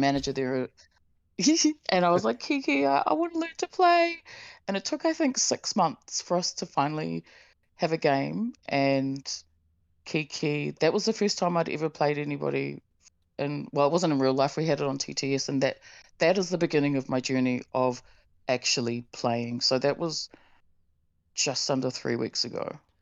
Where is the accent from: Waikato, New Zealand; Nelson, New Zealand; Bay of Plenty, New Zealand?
Bay of Plenty, New Zealand; Tauranga; moved away; my hometown Tauranga